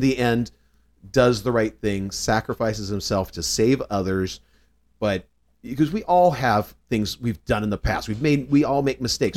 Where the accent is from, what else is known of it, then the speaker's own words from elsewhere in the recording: Southern California, United States; also born or lived in North Carolina; I was born actually in North Carolina, but only lived there for a few years. Uh, so largely raised in Southern California.